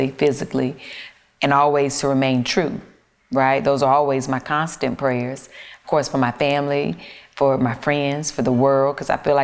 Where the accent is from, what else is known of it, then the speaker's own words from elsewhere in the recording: the South, United States; I'm from the South